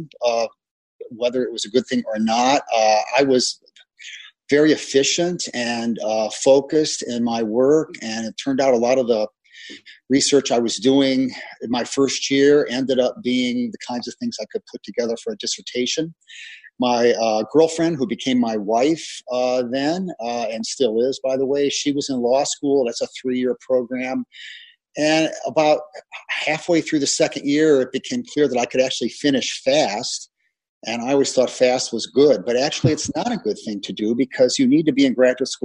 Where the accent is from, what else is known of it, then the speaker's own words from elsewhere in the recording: Gary, Indiana, United States; I grew up in Gary, Indiana, in the 1960s, and it was a terrible place